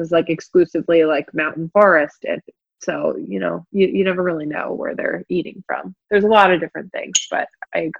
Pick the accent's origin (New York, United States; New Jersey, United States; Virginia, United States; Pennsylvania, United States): Pennsylvania, United States; Philadelphia; moved away as an adult; also born or lived in the South (US); I'm from the Philadelphia area, was living down south. And when I moved back up, I lived with them just for a little bit.